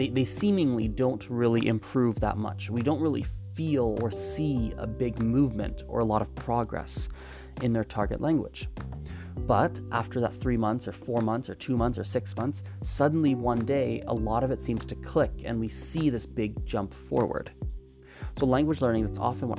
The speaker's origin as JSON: {"language": "English", "country": "Canada", "tie": "born or raised there", "first_language": "English", "said": "I speak it because I grew up in Canada, and so it's my native language, I suppose, my first language."}